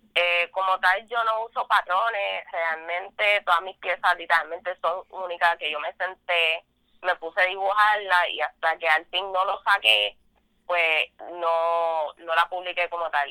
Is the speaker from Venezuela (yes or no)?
no; Vega Baja, Puerto Rico; soy de Vega Baja, Puerto Rico.